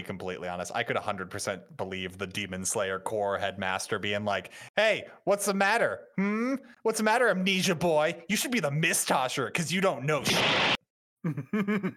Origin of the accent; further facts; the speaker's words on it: United States; As an American